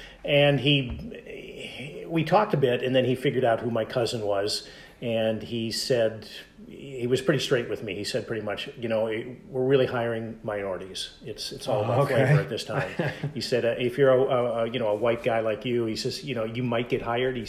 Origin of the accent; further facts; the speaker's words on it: Minneapolis, Minnesota, United States; moved away; Grew up in Minneapolis, and a great place to grow up.